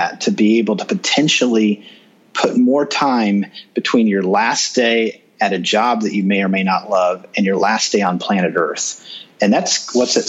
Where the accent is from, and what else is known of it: Kansas City, Missouri, United States; born or raised there